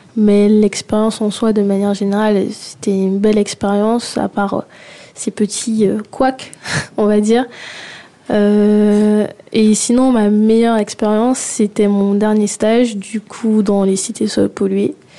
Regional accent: Guadeloupe; now in France; j'ai grandi en Guadeloupe

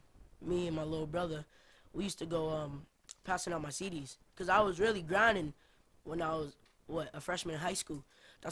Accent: Boston, Massachusetts, United States; I'm from the South End.

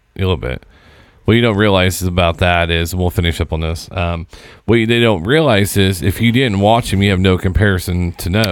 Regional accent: Southern Indiana, United States; growing up in Southern Indiana

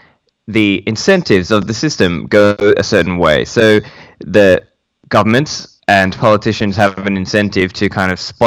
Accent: Sydney, New South Wales, Australia; also born or lived in Sri Lanka; I'm raised in Sydney, but I'm from Sri Lanka

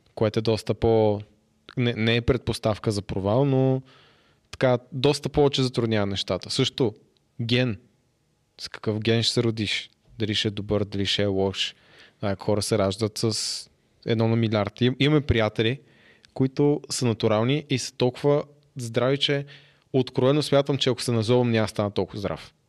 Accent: Haskovo, Haskovo Province, Bulgaria; не съм от София, аз съм от Хасково

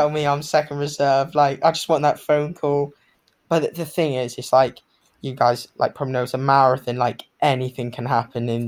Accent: Hong Kong; also born or lived in Bermuda; I grew up in Hong Kong, so I was born

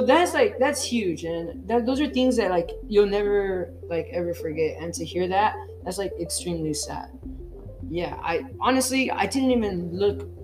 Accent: Texas, United States; moved away; I'm from Texas

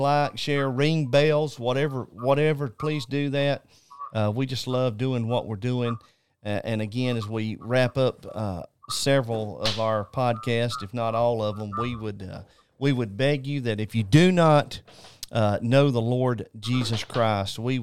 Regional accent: North Carolina, United States; I'm originally from North Carolina. I'm just a mountain boy from North.

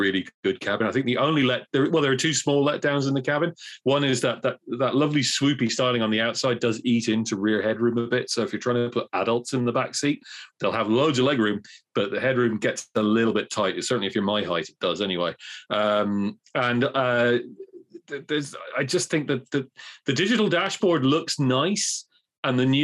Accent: Cork, Munster, Ireland; I'm from Cork

